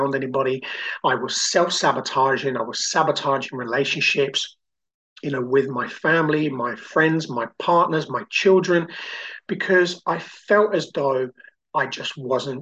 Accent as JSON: {"language": "English", "country": "Brazil", "tie": "born or raised there", "moved": "yes", "lives_now": "United Kingdom", "said": "I grew up in Brazil and I came to the UK and always felt like an outsider"}